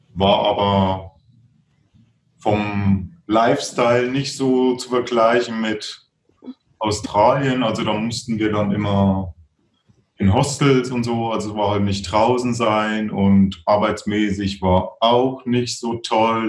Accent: Thuringia, Germany; now in Regensburg, Germany; die dann in äh, Thüringen war, so, also wo ich herkomme

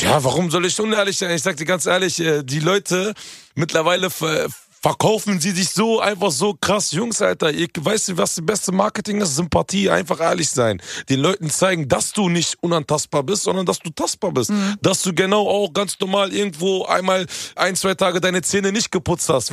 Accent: Hanover, Lower Saxony, Germany; ich komme ja ursprünglich aus Hannover. Hannover ist ja eigentlich so hochdeutsch, so deutsches Deutsch überhaupt

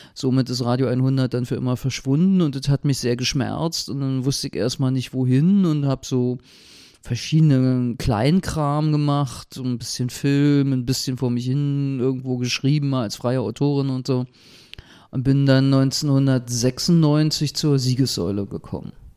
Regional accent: Berlin, Germany; Kreuzberg 61, Bergmann-Kiez, wo ich auch groß geworden bin

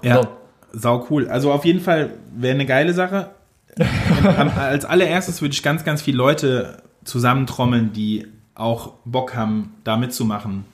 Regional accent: Mainz, Rhineland-Palatinate, Germany; also born or lived in Wiesbaden / Nierstein; ich komme aus Mainz und finde Mainz geil

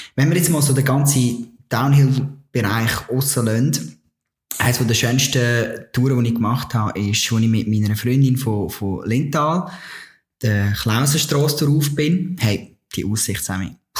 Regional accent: Switzerland; bei uns in der Schweiz

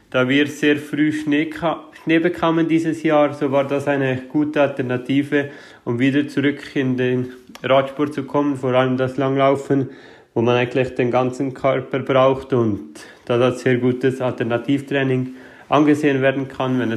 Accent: Switzerland; Diese endete am Schlusswochenende in meiner Heimat, also vor der, vor der Haustür, wo ich geboren bin.

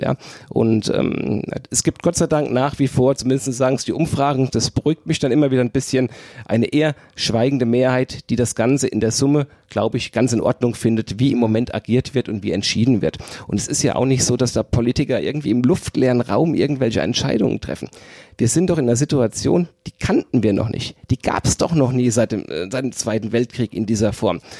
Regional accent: Ober-Mörlen, Hesse, Germany; also born or lived in Wiesbaden; in so Kommunalparlamenten wie in Obermörlen, wo ich herkomme

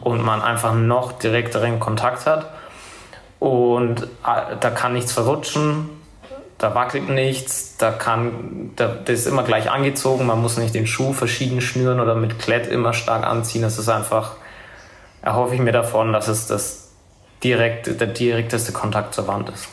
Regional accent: Nuremberg, Bavaria, Germany; komme aus Nürnberg. Ähm, komme da ursprünglich auch her und wohne da auch immer noch

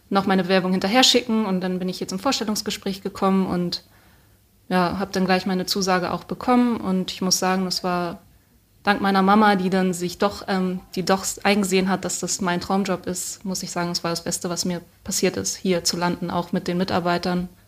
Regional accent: Schleswig-Holstein, Germany; Und ich komme aus Schleswig-Holstein und Schleswig-Holstein hat gar kein Landgestüt mehr, schon seit vielen Jahren.

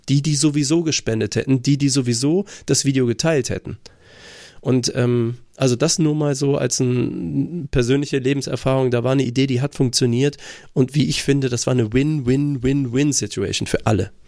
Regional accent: Germany; Ich bin auch einfach äh, aufgewachsen in Deutschland

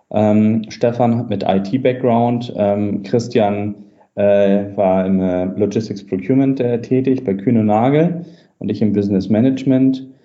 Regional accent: Hamburg, Germany; ähm, Hamburger Junge äh, sozusagen, äh, komme aus dem Norden

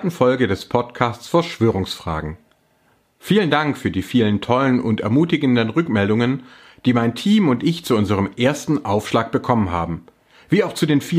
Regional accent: Baden-Württemberg, Germany; ich bin Schwabe mit ostdeutschen Wurzeln sowie Religionswissenschaftler.

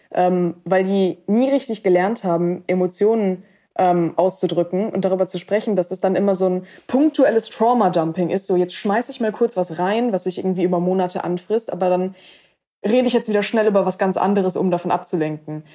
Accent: Cologne, North Rhine-Westphalia, Germany; in meiner Heimatstadt Köln

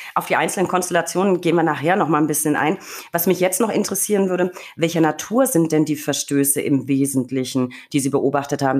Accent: Franconia, Bavaria, Germany; ich komme aus Bayern, beziehungsweise Franken

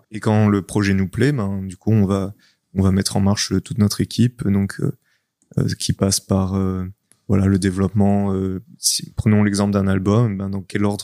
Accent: France; on est français avant tout quand même.

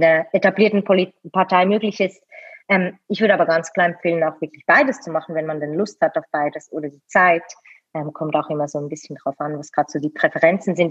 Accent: Switzerland; bin hier in der Schweiz geboren, zufällig mit dem Schweizer Pass ausgestattet

